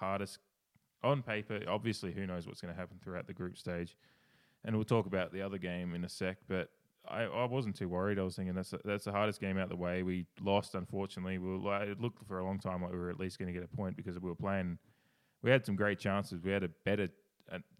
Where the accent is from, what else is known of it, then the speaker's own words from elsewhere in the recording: Australia; accent: Australian; I'm fucking Australian